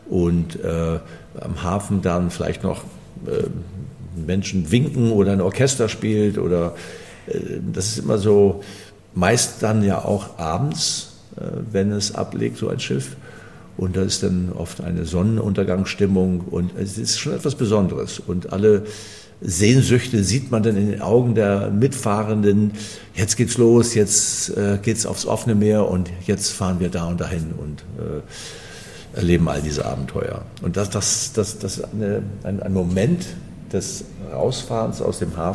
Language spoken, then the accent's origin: German; Fehmarn, Schleswig-Holstein, Germany; Es war perfekt, denn ich bin von der Insel Fehmarn, dort bin ich geboren, ein Kind des Wassers